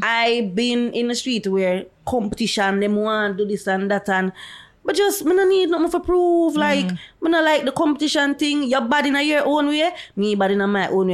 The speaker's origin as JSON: {"language": "English", "country": "Jamaica", "said": "Me's a dancehall dancer. I am from Jamaica"}